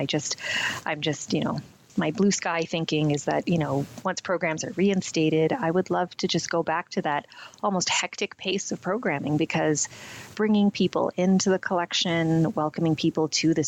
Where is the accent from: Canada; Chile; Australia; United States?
Canada; I was born in Canada, so I like to think there's something about being Canadian